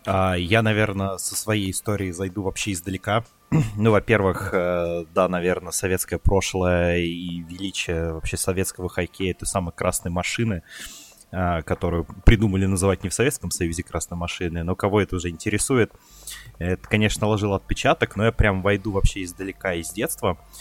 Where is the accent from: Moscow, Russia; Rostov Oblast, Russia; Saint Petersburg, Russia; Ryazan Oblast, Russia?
Ryazan Oblast, Russia; Ryazan; у меня в детстве в Рязани ловило 7 каналов